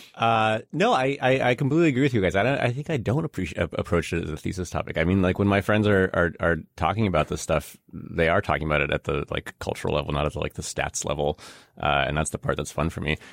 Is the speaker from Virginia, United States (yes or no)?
no; Chicago, Illinois, United States; also born or lived in Russia; I grew up in Chicago during the early nineties while the Bulls were the Bulls.